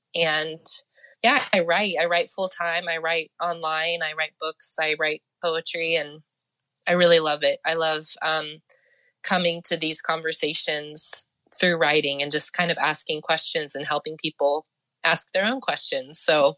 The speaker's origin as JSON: {"language": "English", "region": "Oklahoma", "country": "United States", "tie": "born or raised there", "also_born_or_lived": "New Mexico / Missouri", "said": "So like you said, I'm a citizen of the Potawatomi Nation. I was born in Oklahoma and grew up moving back and forth between New Mexico and Oklahoma."}